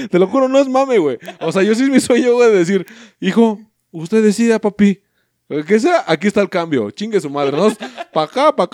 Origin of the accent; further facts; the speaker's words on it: Mexico; Tu mamá es uruguaya yo soy mexicano